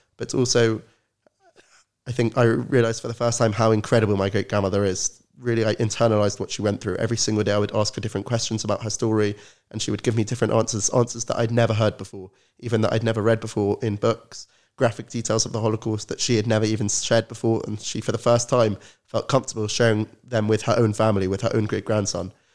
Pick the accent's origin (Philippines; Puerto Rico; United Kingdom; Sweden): United Kingdom; London; I'm originally from London, grew up in an Orthodox Zionist family